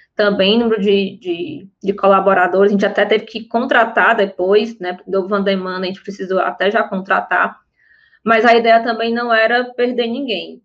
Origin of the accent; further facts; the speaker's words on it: Fortaleza, Ceará, Brazil; sou de Fortaleza